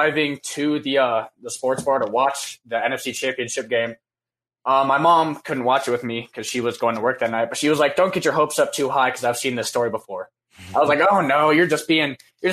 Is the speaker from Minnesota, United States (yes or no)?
yes; Minneapolis, Minnesota, United States; now in Montana, United States; I'm from Minneapolis originally, okay. But actually I live in Montana right now